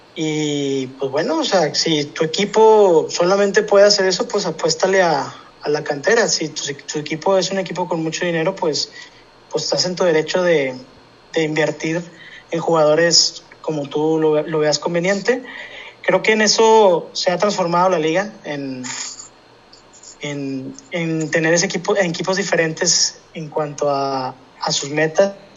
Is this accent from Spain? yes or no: no; Mexico; uno como mexicano quiere eso